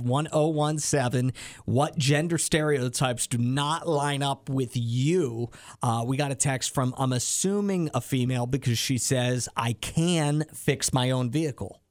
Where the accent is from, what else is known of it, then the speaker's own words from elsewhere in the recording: near Hershey, Pennsylvania, United States; there's a roller coaster like kind of in my hometown at the amusement park called hershey park